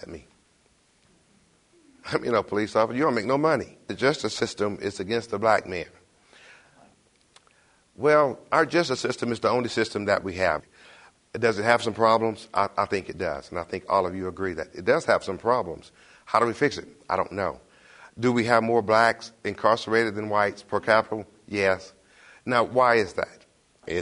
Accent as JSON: {"language": "English", "town": "Detroit", "region": "Michigan", "country": "United States", "moved": "yes", "lives_now": "Knoxville, United States", "said": "I am originally from Detroit."}